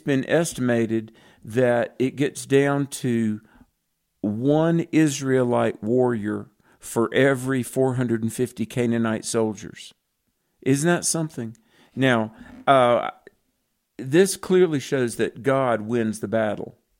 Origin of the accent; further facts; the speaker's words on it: the South, United States; I'm really from the South